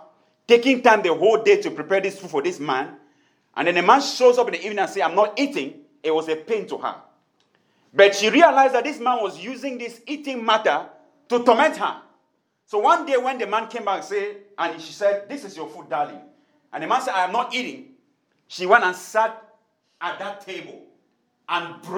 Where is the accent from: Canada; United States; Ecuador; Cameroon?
Cameroon; Tiko, Southwest Region; moved away; a town where I grew up in Tiko in Cameroon